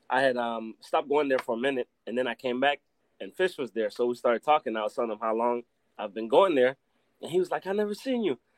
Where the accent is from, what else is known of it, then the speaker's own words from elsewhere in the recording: Belize; being that I am from Belize, I always try to take Belize everywhere to America, wherever I go, and put it in front of everybody.